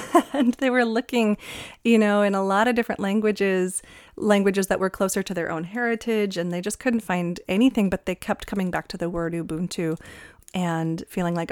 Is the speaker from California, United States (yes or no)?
yes; California, United States; where I grew up in California